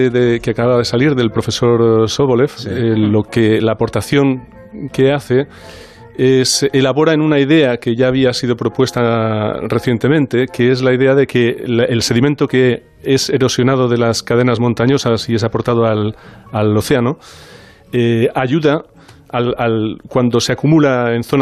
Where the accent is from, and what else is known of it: Barcelona, Catalonia, Spain